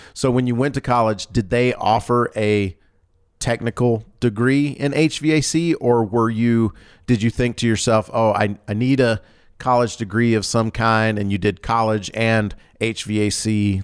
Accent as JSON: {"language": "English", "region": "Georgia", "country": "United States", "tie": "born or raised there", "moved": "yes", "said": "I grew up in Georgia"}